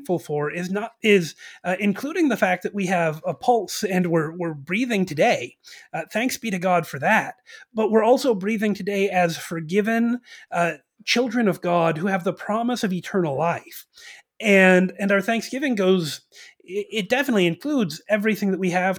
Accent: United States; As American Christians

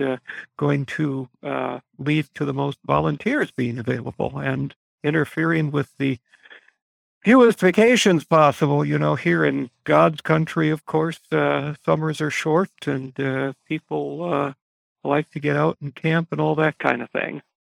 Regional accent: United States; us as American Christians

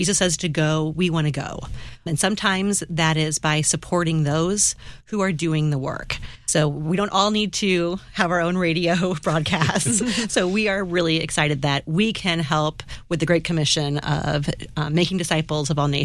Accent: St. Louis, Missouri, United States; we're from South County in St. Louis

